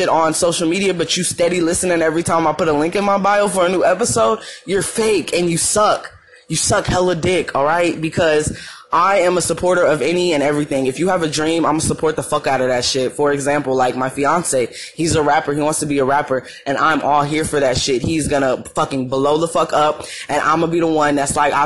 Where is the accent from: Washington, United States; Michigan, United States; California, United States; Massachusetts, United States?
California, United States; Madera; moved away as an adult; now in Arizona, United States; people in my hometown